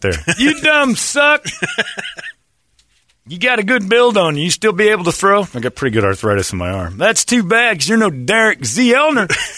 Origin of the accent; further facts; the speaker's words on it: Indiana, United States; moved away; Originally, I'm from Indiana